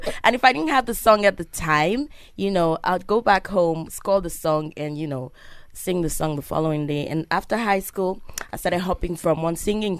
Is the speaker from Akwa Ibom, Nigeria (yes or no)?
no; Lagos, Nigeria; also born or lived in Ekiti State; Okay, I was born in Isolo, Lagos State, Nigeria.